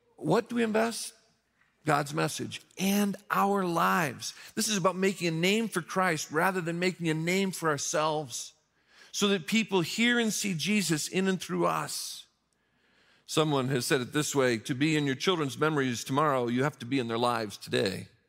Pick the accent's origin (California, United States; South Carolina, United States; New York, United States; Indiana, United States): Indiana, United States; Mishawaka; moved away; the Barnes and Noble in my hometown of Mishawaka, Indiana